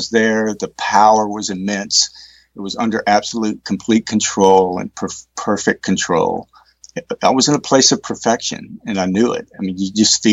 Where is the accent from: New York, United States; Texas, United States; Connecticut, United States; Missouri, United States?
Texas, United States; East; I grew up in East Texas